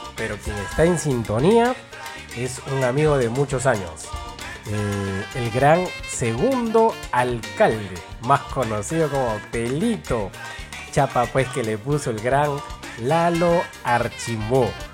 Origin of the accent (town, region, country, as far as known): Peru